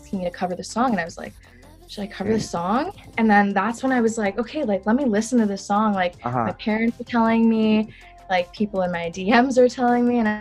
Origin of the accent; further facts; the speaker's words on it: Malaysia; I was born in Malaysia as well